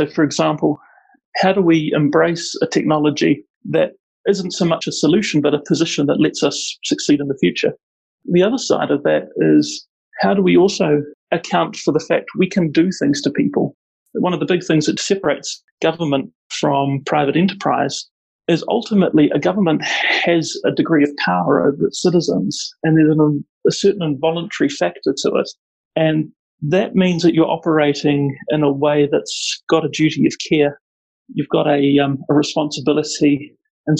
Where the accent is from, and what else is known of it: Auckland, New Zealand; born or raised there; moved away as an adult; now in Wellington, New Zealand